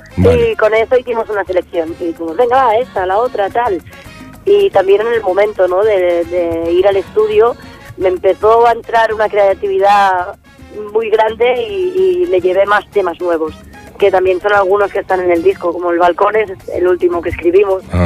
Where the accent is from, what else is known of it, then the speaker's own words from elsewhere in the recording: Vilanova i la Geltrú, Catalonia, Spain; now in Barcelona, Spain; Nací en Barcelona, lo único que nos fuimos a vivir a, Vilanova. Y hasta los 12 años